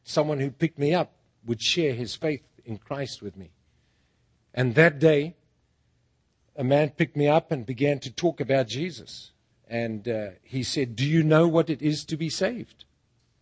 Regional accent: Bulawayo, Zimbabwe; moved away as an adult; now in United States; Bulawayo, my hometown

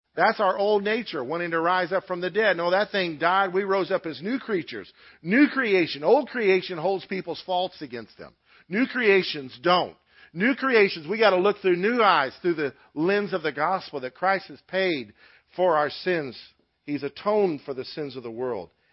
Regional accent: United States; U.S. citizens

